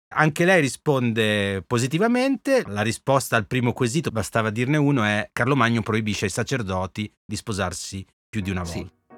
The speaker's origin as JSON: {"language": "Italian", "region": "Emilia-Romagna", "country": "Italy", "moved": "yes", "lives_now": "Rome, Italy", "said": "io sono romagnolo e quindi io sono un babbo, non sono un papà"}